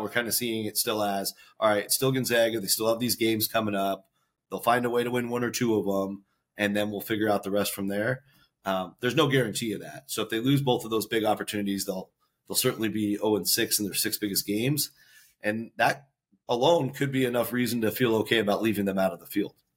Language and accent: English; Seattle, Washington, United States; I grew up in Seattle.